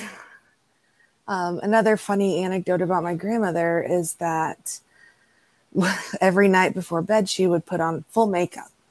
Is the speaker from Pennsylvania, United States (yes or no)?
no; Texas, United States; live in my hometown and raise children in my hometown.